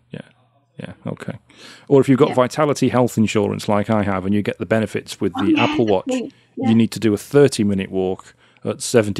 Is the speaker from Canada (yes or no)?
no; United Kingdom; being British